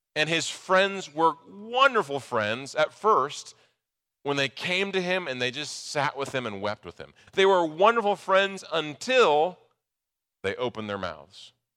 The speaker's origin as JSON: {"language": "English", "region": "Nebraska", "country": "United States", "tie": "born or raised there", "moved": "yes", "said": "I grew up in Nebraska"}